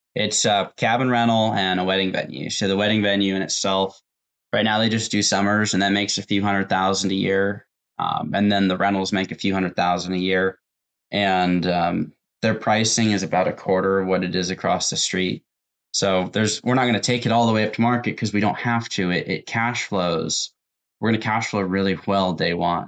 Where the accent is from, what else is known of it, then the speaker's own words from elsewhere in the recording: Tacoma, Washington, United States; also born or lived in Renton, Washington; From Washington. I was born in Tacoma